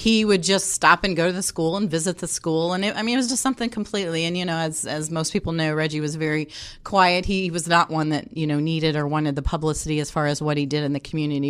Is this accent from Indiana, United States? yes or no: yes; Indianapolis, Indiana, United States; I was able to come back here, back home. Um, I am from Indianapolis